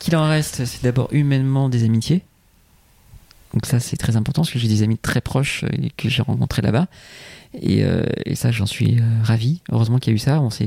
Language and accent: French; Martinique; moved away; je me suis inspiré un peu de mon enfance en Martinique